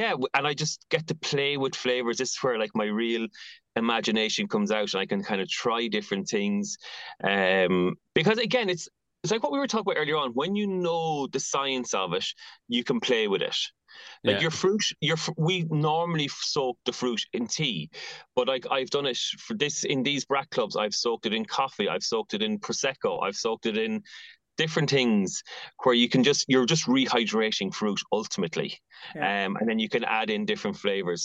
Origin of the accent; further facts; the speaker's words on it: Athy, Leinster, Ireland; now in Dublin, Ireland; I've recently opened a pop-up shop in my hometown of Atai